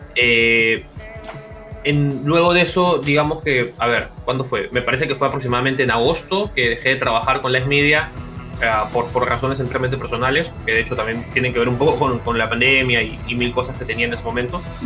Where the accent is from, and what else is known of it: Peru